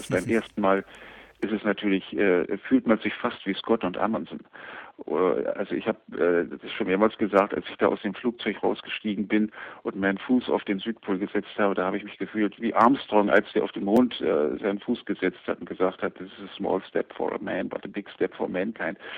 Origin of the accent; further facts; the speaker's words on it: Germany; Also ich bin in der DDR aufgewachsen